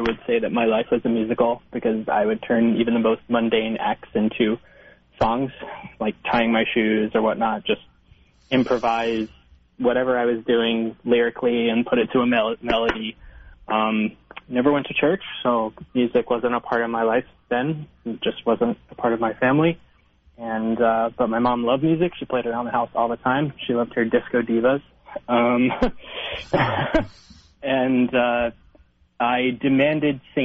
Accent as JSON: {"language": "English", "region": "New Jersey", "country": "United States", "tie": "born or raised there", "moved": "as an adult", "lives_now": "Manhattan, United States", "said": "I grew up in New Jersey, only about 30 minutes away from the city"}